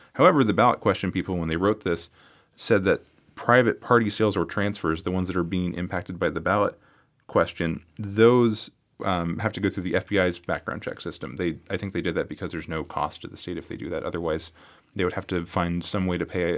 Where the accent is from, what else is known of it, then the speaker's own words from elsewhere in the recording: California, United States; now in Las Vegas, United States; my hometown in California